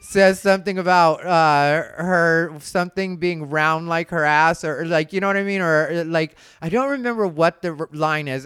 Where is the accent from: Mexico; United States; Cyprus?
Mexico; as a Mexican